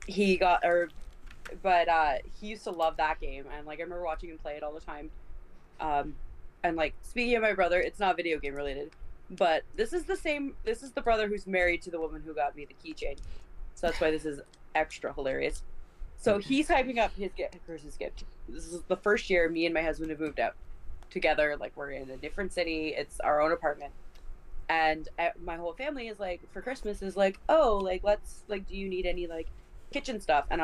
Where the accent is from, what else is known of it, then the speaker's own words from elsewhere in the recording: about 3 hours by bus from Toronto, Ontario, Canada; moved away; my hometown is about 3 hours by bus from Toronto